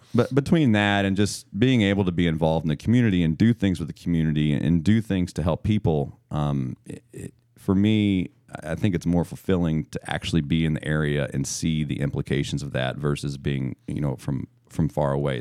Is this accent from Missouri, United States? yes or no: yes; Missouri, United States; now in Maryland, United States; I'm born and raised in Missouri, and, uh, I grew up eating pork steak